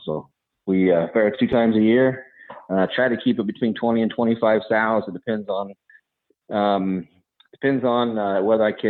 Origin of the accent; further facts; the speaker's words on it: Indiana, United States; moved away as an adult; now in Kewanee, United States; So I grew up in Indiana.